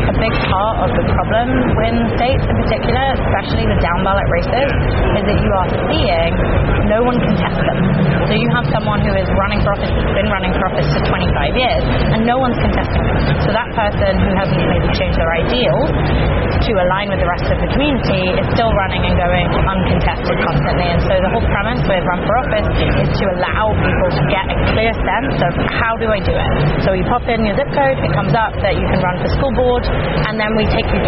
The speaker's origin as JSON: {"language": "English", "region": "London", "country": "United Kingdom", "tie": "born or raised there", "also_born_or_lived": "Kerry, Ireland / Los Angeles, United States", "moved": "as an adult", "lives_now": "Boston, United States", "said": "I am originally from Kerry. I grew up in London, and I moved to Boston 11 years ago now"}